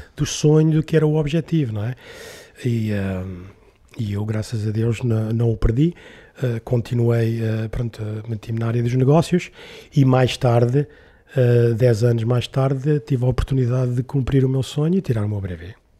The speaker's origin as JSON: {"language": "Portuguese", "region": "Lisbon", "country": "Portugal", "tie": "born or raised there", "said": "eu nasci em Lisboa ali na, e vivi ali na, em Alvalade, ao pé do Campo Grande"}